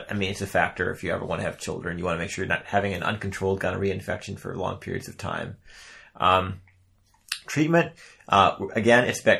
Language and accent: English; Midwest, United States; accent: Midwestern; my Midwestern accent